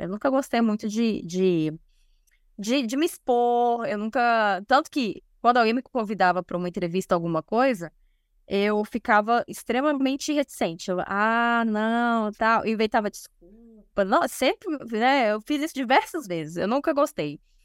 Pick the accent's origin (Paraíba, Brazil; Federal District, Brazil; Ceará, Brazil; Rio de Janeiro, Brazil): Federal District, Brazil; Brasília; uma instituição de saúde aqui em Brasília, porque eu sou de Brasília.